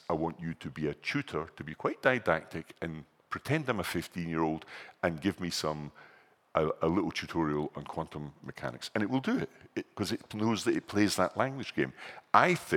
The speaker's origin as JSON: {"language": "English", "region": "Scotland", "country": "United Kingdom", "said": "I'm from Scotland"}